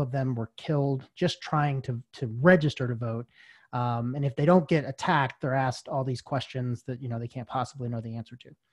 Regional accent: Stone Mountain, Georgia, United States; I grew up in Stone Mountain of all places, went to high school in Stone Mountain

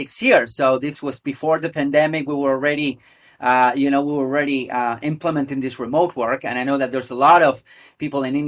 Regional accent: Buenos Aires, Argentina; I'm originally from Buenos Aires, from Argentina in South America

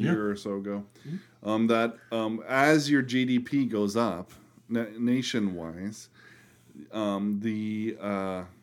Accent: Miami, Florida, United States; moved away as an adult; now in Orlando, United States; I'm from Miami.

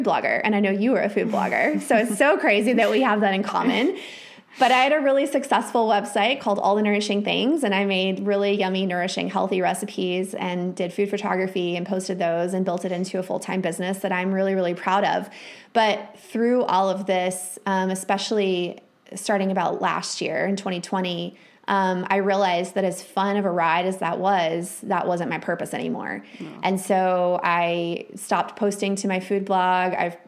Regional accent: Texas Panhandle, United States; moved away as an adult; also born or lived in Minnesota; I was raised in the Texas Panhandle, which is like the belt buckle of the Bible Belt.

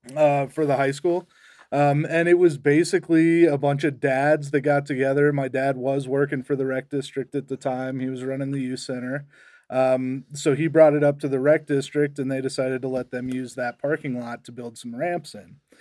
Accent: Estes Park, Colorado, United States; I grew up in Estes Park

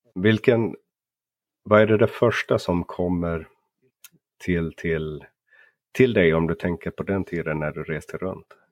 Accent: Finland; Jag är ju uppvuxen i Finland så jag hör väldigt dåligt skillnad på svenska dialekter

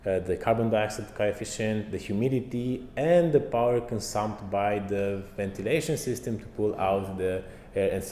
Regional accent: Romania; I'm from Romania.

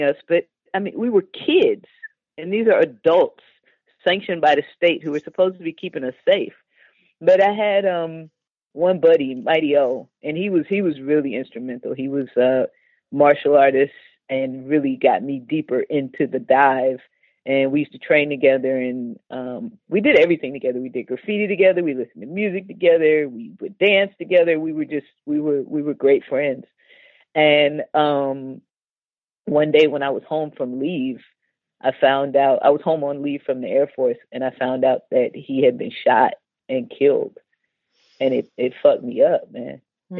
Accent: Los Angeles, California, United States; I grew up in South Central, like, in the 70s

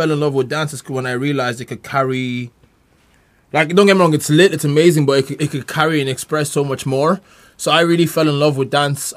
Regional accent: Carlow, Leinster, Ireland; my hometown, Carlo

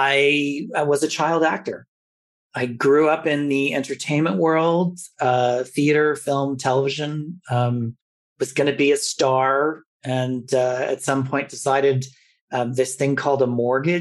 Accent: Toronto, Ontario, Canada; growing up in Toronto in a very multicultural city at the time

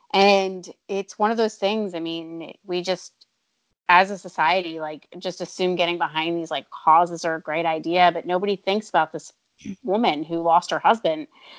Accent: New Jersey, United States; I grew up right outside of Philadelphia

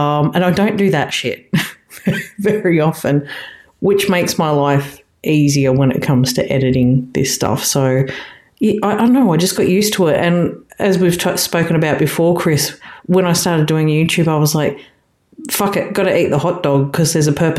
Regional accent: Australia; I'm Aussie.

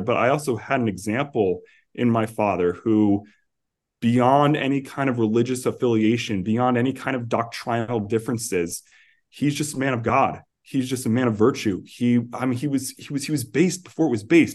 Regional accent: New York City, New York, United States; moved away as an adult; also born or lived in New Jersey; I grew up on Staten Island

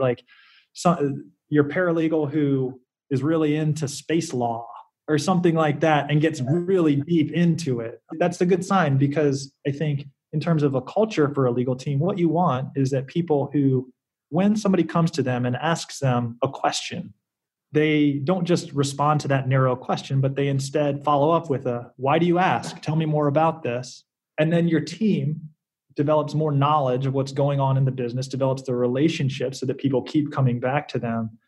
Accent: South Carolina, United States; moved away as an adult; I grew up in South Carolina

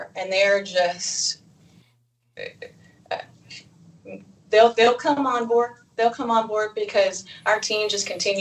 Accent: Eastern Kentucky, United States; I came from Eastern Kentucky

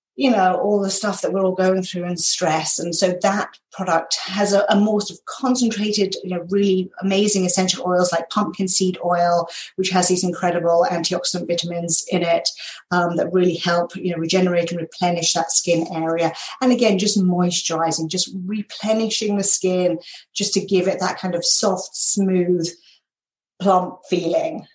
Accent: United Kingdom; accent: British; moved away as an adult; also born or lived in North Carolina / California / New York; now in Minnesota, United States; I am British. So I grew up in the uh, just outside of London in England and spent the first 32 years of my life there.

